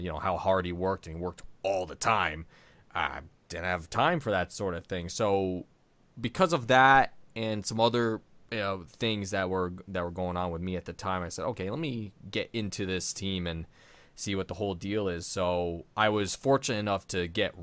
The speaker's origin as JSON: {"language": "English", "region": "New York", "country": "United States", "tie": "born or raised there", "said": "My grandparents moved the family down here, to where I grew up."}